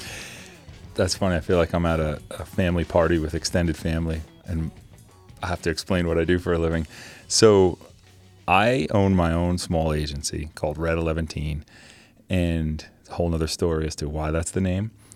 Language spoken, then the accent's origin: English; New Jersey, United States; born and raised in New Jersey